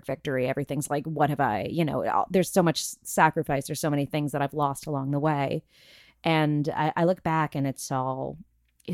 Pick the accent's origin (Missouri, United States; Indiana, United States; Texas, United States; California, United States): California, United States; Burbank; my hometown of Burbank, California, about 20 minutes away